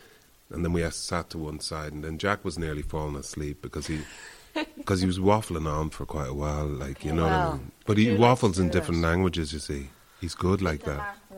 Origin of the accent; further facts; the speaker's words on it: Ireland; I'm Irish